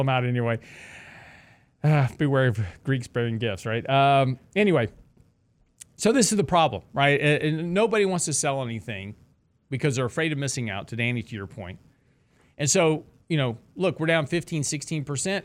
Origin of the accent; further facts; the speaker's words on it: Lake Jackson, Texas, United States; I grew up in Lake Jackson, which was about an hour south of Houston